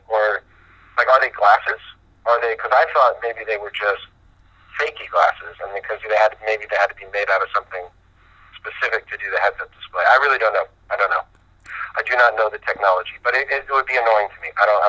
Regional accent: Philadelphia, Pennsylvania, United States; born there; Well, I'm born in Philadelphia.

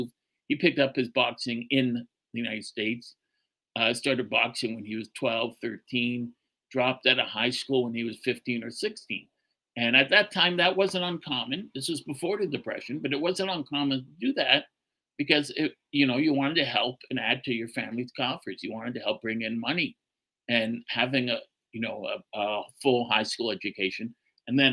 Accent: Canada; accent: Canadian; Boy, do I sound like a Canadian. I am a Canadian.

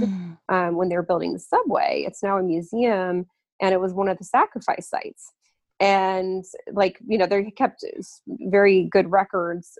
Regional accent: Lafayette, Colorado, United States; my hometown of Lafayette, Colorado

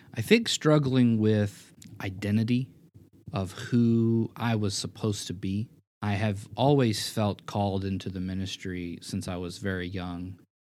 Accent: Memphis, Tennessee, United States; also born or lived in Springfield, Missouri; moving back home to my hometown of Memphis, Tennessee

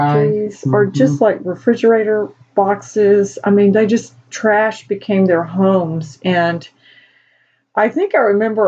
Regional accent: United States; We're from the States

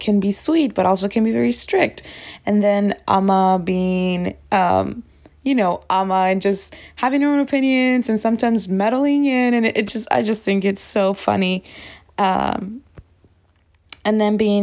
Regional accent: Texas, United States; I'm from Texas.

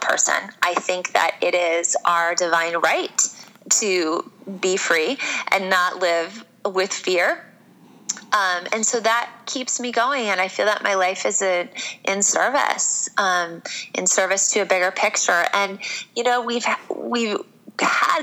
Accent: Iowa, United States; a blonde chick born and raised in Iowa

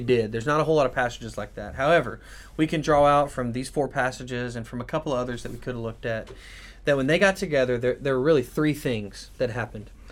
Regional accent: United States; us as American Christians

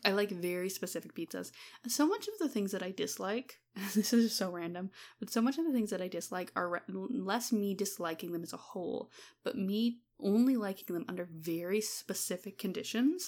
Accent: Alberta, Canada; also born or lived in Claresholm, Alberta; as someone who grew up in Alberta

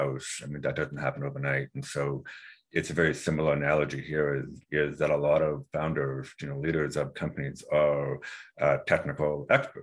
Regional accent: Vancouver, British Columbia, Canada; moved away; I'm from Vancouver originally, so I went to SCaleHR School of Business in British Columbia

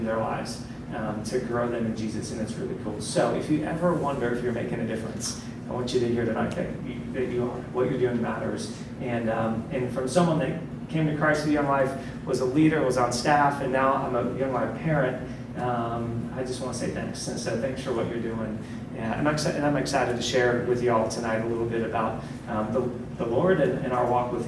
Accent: Columbus, Ohio, United States; now in Charlotte, United States; I grew up in Columbus

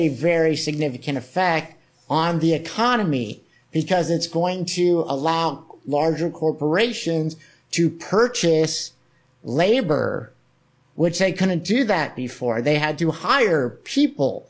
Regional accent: Cocoa Beach, Florida, United States; I'm from Cocoa Beach, I talked about, which is where NASA is, Cape Canaveral and Cocoa Beach.

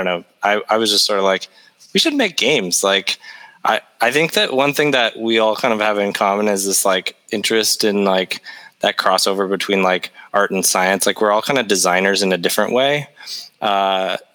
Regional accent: Canada; We're Canadian

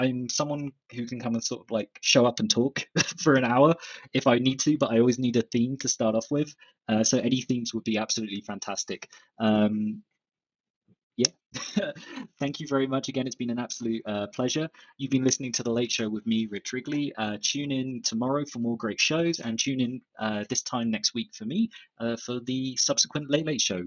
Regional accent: Southampton, South East England, United Kingdom; moved away as an adult; also born or lived in Sheffield / Germany / Brazil; now in Mexico; Southampton, where my hometown is

